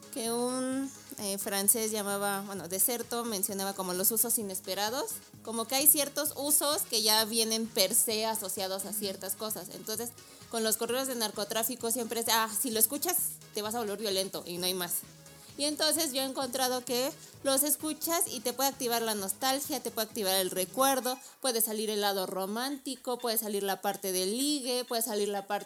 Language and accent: Spanish; Tijuana, Baja California, Mexico; born there; yo ya nací en Tijuana, pero mis papás son de {S2} Oaxaca